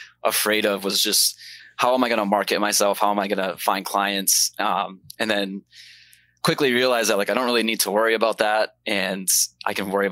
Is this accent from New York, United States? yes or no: no; Maine, United States; moved away as an adult; now in Florida, United States; I'm originally from Maine, grew up in Maine, but I'm in Florida now enjoying the sunshine